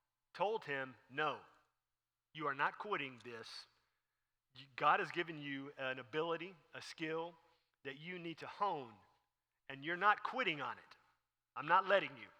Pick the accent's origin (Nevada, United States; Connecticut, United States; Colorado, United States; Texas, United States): Texas, United States; Dallas; also born or lived in Houston, Texas; growing up, I was born in Dallas, and then we moved, I guess about my fifth grade year down to Houston, and then we lived in Houston until I went off to college